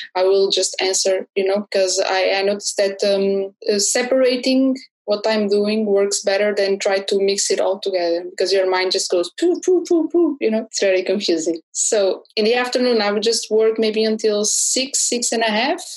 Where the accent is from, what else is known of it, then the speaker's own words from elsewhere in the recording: Porto, Norte, Portugal; I'm an illustrator from Porto